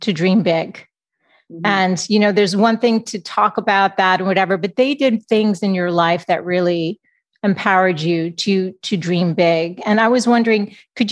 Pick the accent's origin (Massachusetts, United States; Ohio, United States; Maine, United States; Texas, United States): Massachusetts, United States; Boston; moved away as an adult; now in San Diego, United States; I'm from Boston. We moved to San Diego 5 years ago, but I'm an East Coast girl.